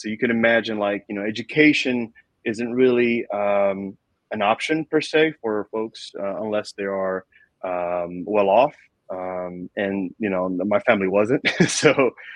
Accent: New York City, New York, United States; I grew up in New York City

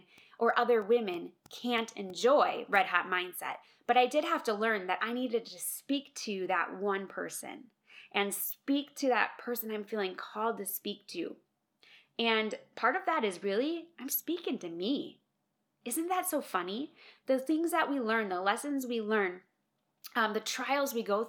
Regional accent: Minnesota, United States; moved away as an adult; now in Colorado, United States; I know I'm not a Minnesotan anymore. I'm a Coloradan, but I'm a Minnesotan at heart

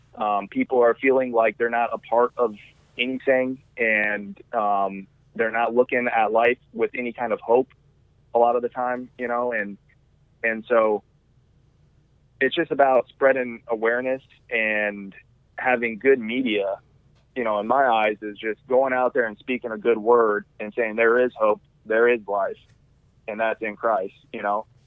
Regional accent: Wyoming, United States; now in Arizona, United States; I'm from Wyoming, uh, where I just literally go out my front door and shoot a whitetail with a gun

